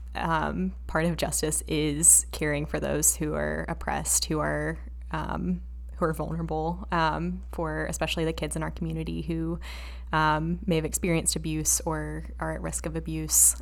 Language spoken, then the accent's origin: English; Asheville, North Carolina, United States; we grew up in Asheville